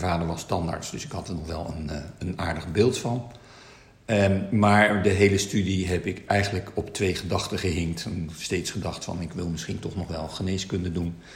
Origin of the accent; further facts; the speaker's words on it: Netherlands; also born or lived in China (ancestry); wij wel heel erg Nederlands zijn, maar toch wel anders zijn